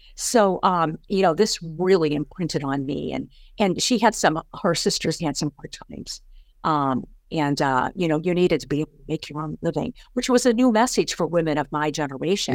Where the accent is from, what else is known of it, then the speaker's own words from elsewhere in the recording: St. Louis, Missouri, United States; I grew up in Saint Louis, Missouri, on the, uh, southwest, west side of the city